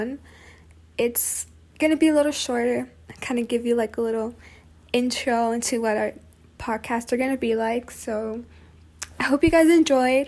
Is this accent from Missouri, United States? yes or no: no; Texas, United States; We're both from Texas